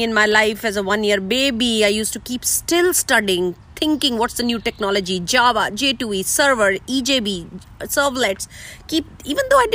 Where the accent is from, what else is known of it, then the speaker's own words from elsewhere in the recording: India; moved away; I'm coming from India